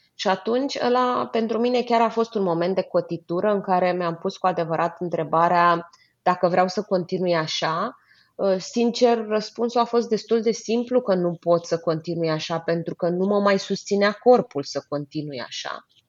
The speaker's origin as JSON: {"language": "Romanian", "country": "Romania", "said": "eu spun întotdeauna despre mine că eu sunt româncă, dar sunt internațională"}